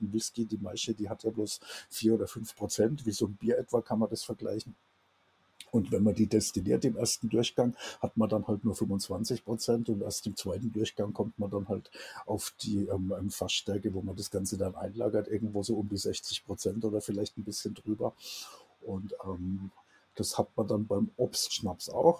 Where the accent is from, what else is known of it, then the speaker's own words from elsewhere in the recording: Germany; wir als Deutsche